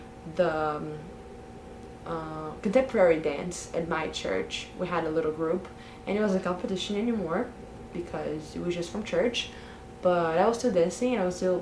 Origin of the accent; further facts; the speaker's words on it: Brazil; I'm from Brazil